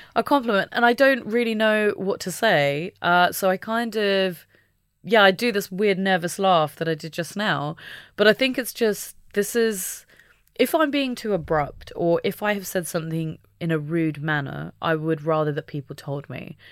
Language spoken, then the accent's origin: English; United Kingdom; being British